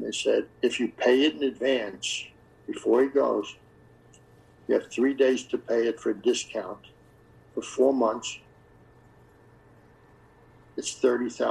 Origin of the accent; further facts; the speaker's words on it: New York, United States; accent: New York; moved away; That's my accent. The people don't know a New York accent, even though I'm not in New York anymore.